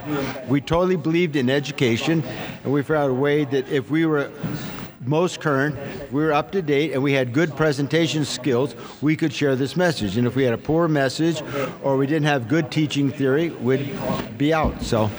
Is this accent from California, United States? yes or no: yes; California, United States; I grew up in Lake Tahoe